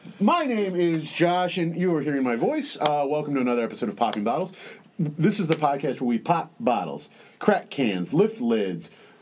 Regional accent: Texas, United States; now in Chicago, United States; Growing up in Texas

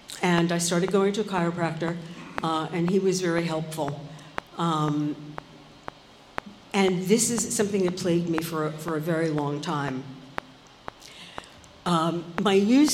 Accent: New York City, New York, United States; also born or lived in Brooklyn / Forest Hills, Queens; We moved from Brooklyn to Forest Hills

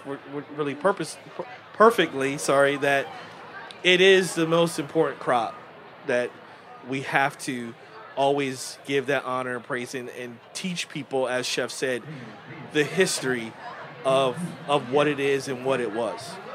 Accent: New Jersey, United States; now in Charleston, United States; growing up in New Jersey

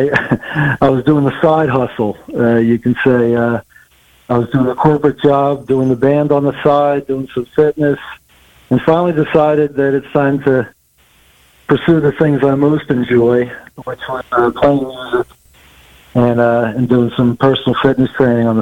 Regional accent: Trenton, New Jersey, United States; I'm originally from the Trenton, New Jersey area

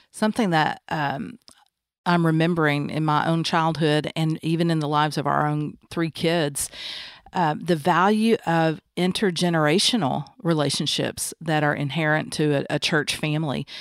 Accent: the South, United States; Growing up in the South, um, by Christian parents

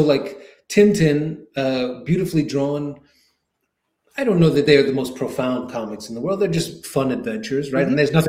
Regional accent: New York City, New York, United States; I grew up in Queens, New York.

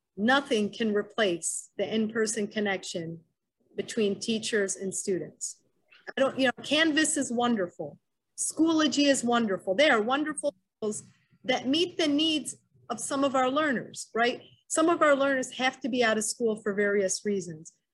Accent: Wayne, Michigan, United States; I grew up in Wayne, Michigan, attended Wayne Memorial High School

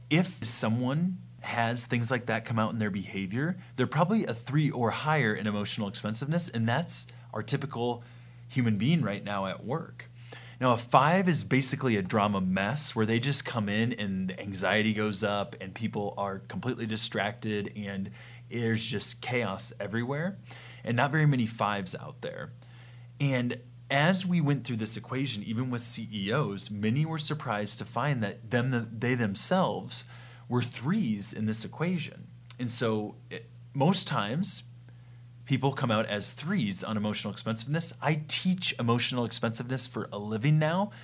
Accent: Midwest, United States; we're from the Midwest

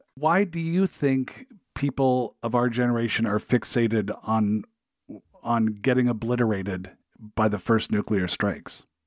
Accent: Seattle, Washington, United States; I grew up in the Seattle area

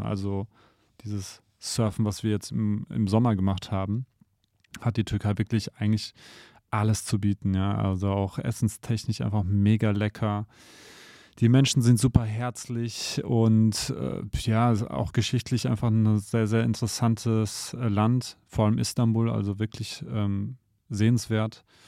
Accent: Germany; wir sind hier in Deutschland aufgewachsen

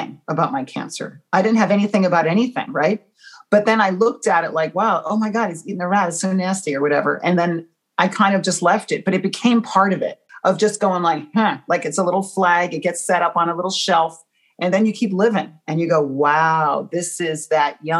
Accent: United States; I'm American

